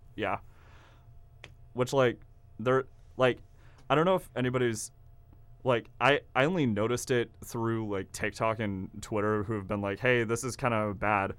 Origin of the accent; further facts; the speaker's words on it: Kansas, United States; now in Oklahoma, United States; I'm from Kansas